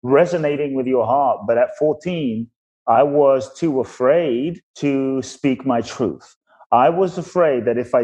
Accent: London, United Kingdom; also born or lived in Ghana; I grew up in London.

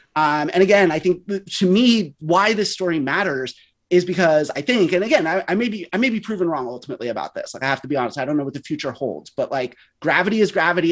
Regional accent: West Coast, United States; I grew up on the West Coast.

